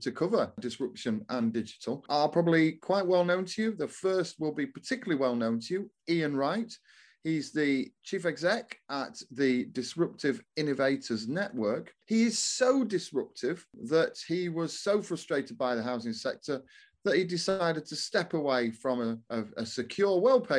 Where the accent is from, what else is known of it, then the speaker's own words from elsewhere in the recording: Doncaster, Yorkshire and the Humber, United Kingdom; my hometown of Doncaster